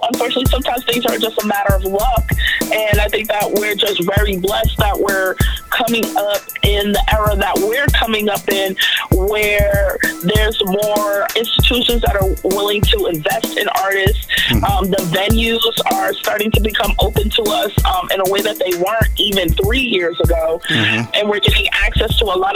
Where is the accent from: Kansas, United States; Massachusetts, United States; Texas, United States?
Massachusetts, United States; Boston; I'm originally from Dorchester, born and raised, raised by a single mom